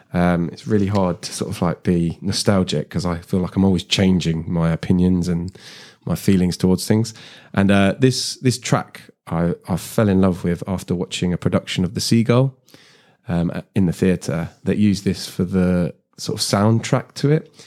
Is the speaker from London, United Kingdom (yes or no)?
yes; London, United Kingdom; I grew up in South Harrow